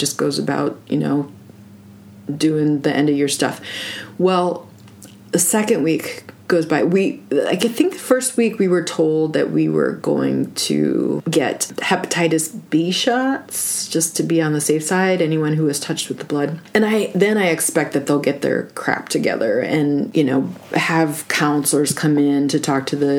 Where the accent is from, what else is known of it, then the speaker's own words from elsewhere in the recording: Minnesota, United States; born there; I was born in Carlton County.